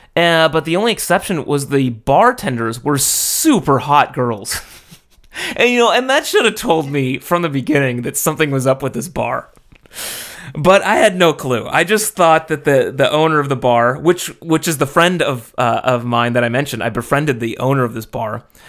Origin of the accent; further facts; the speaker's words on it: United States; moved away as an adult; now in Japan; I'm American